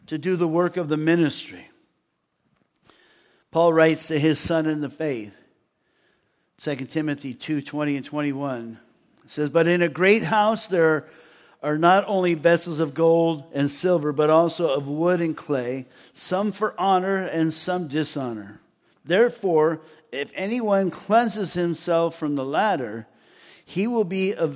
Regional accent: United States; also born or lived in Austria; I'm an American who speaks English

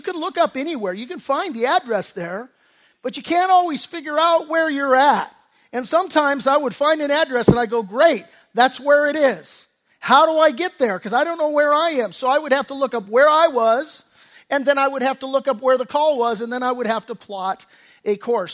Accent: Redondo Beach, California, United States; I grew up in Redondo Beach.

